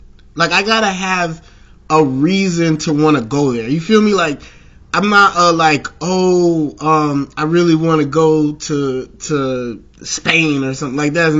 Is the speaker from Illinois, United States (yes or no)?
yes; Chicago, Illinois, United States; I'm a Chicagoan to Chicagoan.